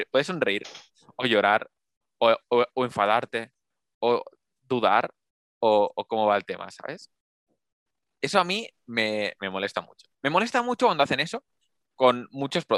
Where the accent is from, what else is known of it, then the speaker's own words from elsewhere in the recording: Spain; somos españoles